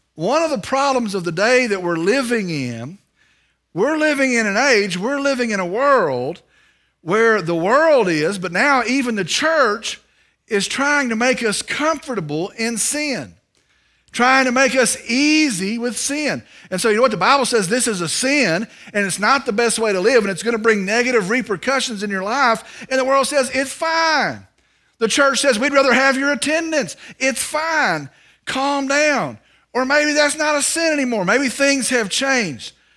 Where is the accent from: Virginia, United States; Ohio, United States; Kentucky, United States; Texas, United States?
Texas, United States; Vernon; I'm from Vernon, Texas